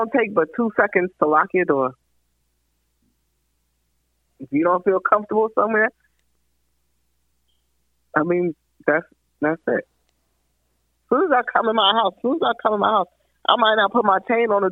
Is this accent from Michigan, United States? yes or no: no; New York City, New York, United States; I grew up in the Bronx